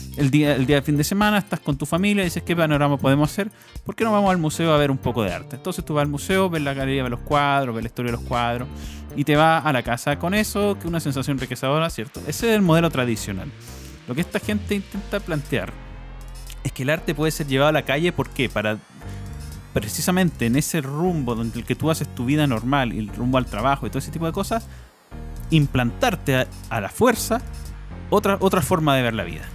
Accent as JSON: {"language": "Spanish", "country": "Chile", "said": "como ciudadanos chilenos"}